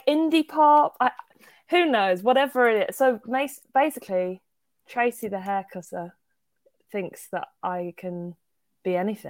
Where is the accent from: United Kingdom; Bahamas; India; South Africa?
United Kingdom; Birmingham, West Midlands; accent: Birmingham; No one really goes for Birmingham, which is weird. I think sometimes my accent comes out in certain words in certain songs.